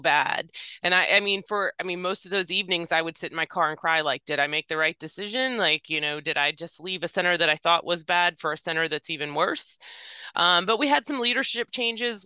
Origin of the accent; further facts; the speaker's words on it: Virginia, United States; I was born and raised in Virginia